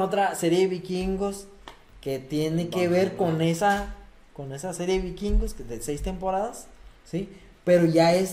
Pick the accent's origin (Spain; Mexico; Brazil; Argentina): Mexico; nosotros que somos de México